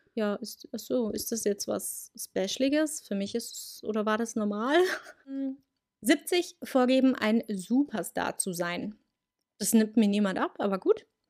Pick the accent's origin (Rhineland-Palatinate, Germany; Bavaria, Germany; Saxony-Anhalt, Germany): Bavaria, Germany; Munich; Bei uns ist ja hier in Bayern Fasching. Und da habe ich das schon gemacht. Ähm, bei uns in München